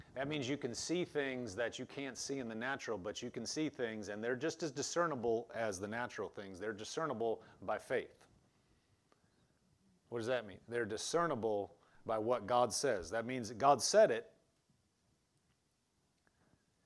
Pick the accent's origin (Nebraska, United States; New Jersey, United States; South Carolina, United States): Nebraska, United States; eastern; moved away; I was from eastern Nebraska, so all Omaha's all the way on the east side.